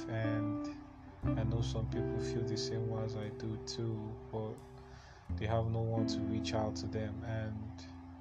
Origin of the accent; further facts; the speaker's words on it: Enugu State, Nigeria; also born or lived in Imo State; I'm from Imo State to be precise. But I was born and I grew up in Enugu State, the East. So I'm Igbo.